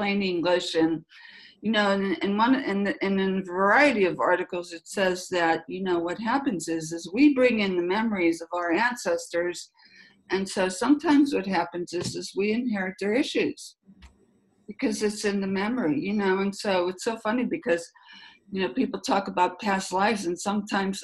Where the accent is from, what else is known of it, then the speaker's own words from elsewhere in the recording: Pittsburgh, Pennsylvania, United States; moved away; I'm originally from Pittsburgh